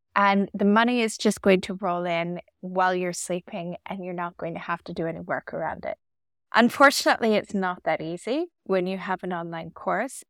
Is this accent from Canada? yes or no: yes; Canada; moved away as an adult; now in Dubai, United Arab Emirates; Originally, I'm from Canada, but I've been living in Dubai for the past fourteen years.